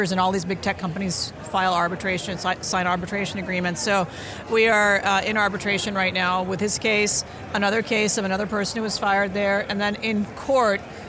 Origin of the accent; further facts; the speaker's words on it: Deep South, United States; now in San Francisco, United States; I was a Sikh in the Deep South where I grew up, and I'm an immigrant.